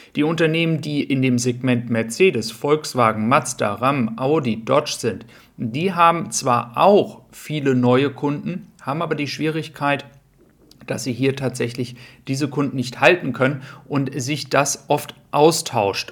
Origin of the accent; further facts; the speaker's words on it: Germany; wir als Deutsche